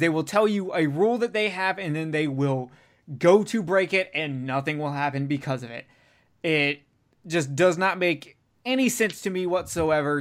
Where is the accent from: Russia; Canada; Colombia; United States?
United States; as an American